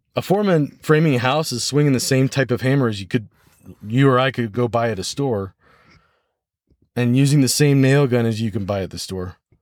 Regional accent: United States; first language English; my first language, obviously, is American English, and my second language is French

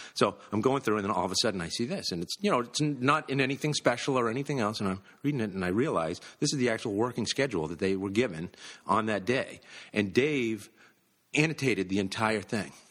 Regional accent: Massachusetts, United States; I'm from Massachusetts, we've all grown up with this

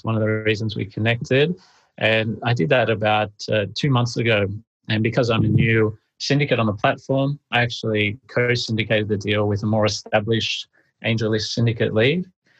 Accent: Australia; the legal setup and structure would be very costly for me being an Australian citizen as well.

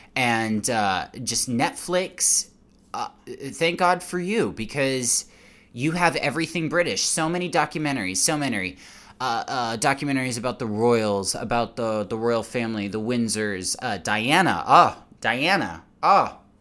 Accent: United States; as an American

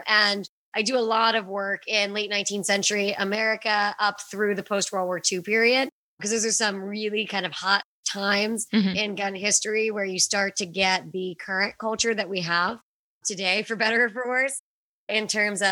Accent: Pittsburgh, Pennsylvania, United States; I'm from Pittsburgh

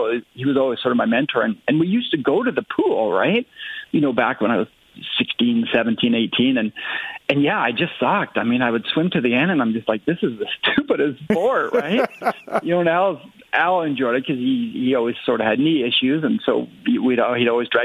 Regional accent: Abbotsford, British Columbia, Canada; also born or lived in Winnipeg / Ontario; I grew up in Abbotsford, and yeah, it's kind of good to be back

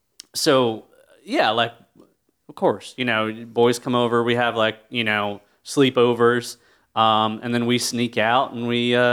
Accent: North Carolina, United States; I grew up real rural in North Carolina, and there ain't shit to do there. Like, you know, we're lucky we had a Walmart and an Applebee's.

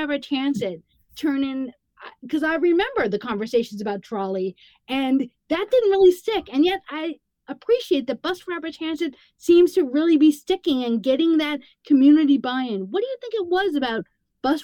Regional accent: New York, United States; now in Madison, United States; I'm a New Yorker and I moved here from New York

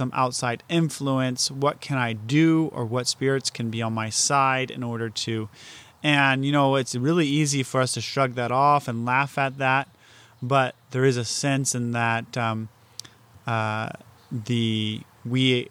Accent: United States; as an American

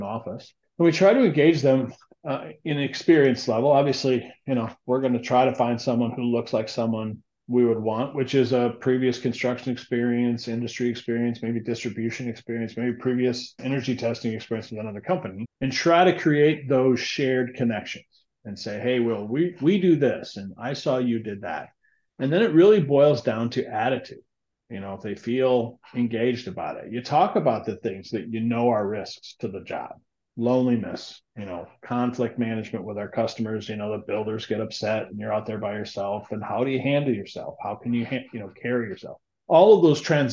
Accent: South Dakota, United States; moved away; also born or lived in Southwest Minnesota; born in Southwest Minnesota, raised in South Dakota.

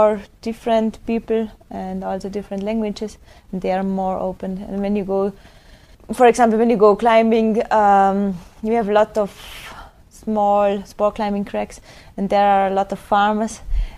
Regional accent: Strengen, Tyrol, Austria; English is a second language; moved away as an adult; now in Bludenz, Austria; I grew up in Tirol

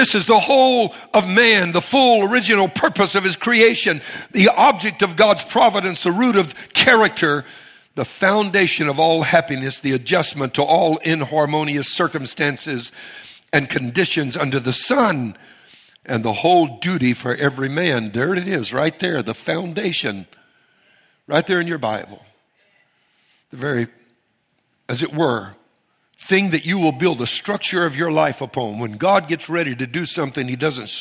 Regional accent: Cajun, Louisiana, United States; I'm Cajun

